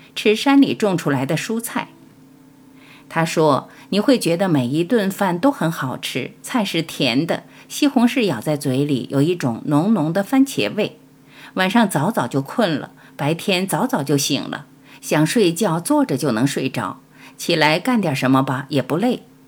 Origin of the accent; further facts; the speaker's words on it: Panzhihua, Sichuan, China; moved away; 尤其童年在小城市里生活过的人，就像我，八线城市，攀枝花来的